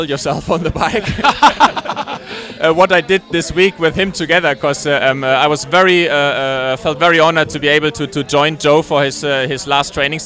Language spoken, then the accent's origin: English; Germany; English is a second language; now in Netherlands; I'm originally from Germany, and I lived in the Netherlands the past years